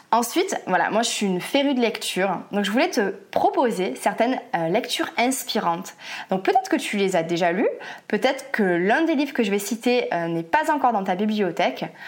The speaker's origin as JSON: {"language": "French", "country": "France", "said": "en tant que Français"}